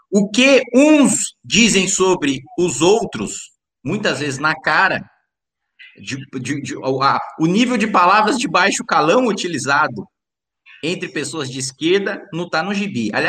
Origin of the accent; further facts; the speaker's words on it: interior of São Paulo, Brazil; Aqui eu sou o único caipira